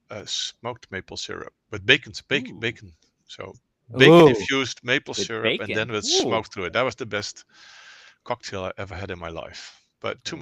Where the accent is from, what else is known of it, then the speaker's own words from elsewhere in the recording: Netherlands; moved away as an adult; also born or lived in Oakland, California; now in Lafayette, United States; I'm Dutch